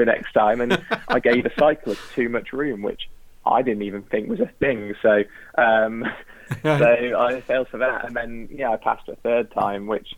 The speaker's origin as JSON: {"language": "English", "town": "Tarporley", "region": "North West England", "country": "United Kingdom", "tie": "born or raised there", "said": "I grew up in Tarpley, which is about a couple of minutes from Alton Park"}